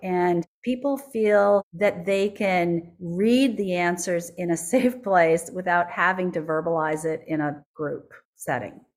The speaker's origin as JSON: {"language": "English", "town": "Minneapolis", "region": "Minnesota", "country": "United States", "tie": "born or raised there", "said": "Minneapolis, which is my hometown"}